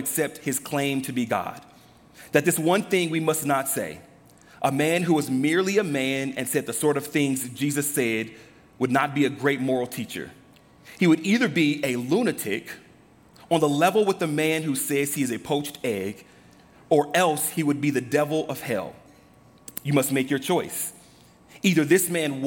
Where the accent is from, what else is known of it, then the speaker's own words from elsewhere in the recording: Los Angeles, California, United States; Growing up in Los Angeles, the Fight the Power movement